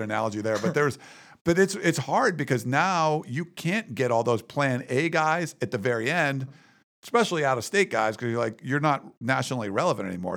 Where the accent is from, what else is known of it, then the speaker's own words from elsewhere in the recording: Western Pennsylvania, United States; moved away; I grew up in Western Pennsylvania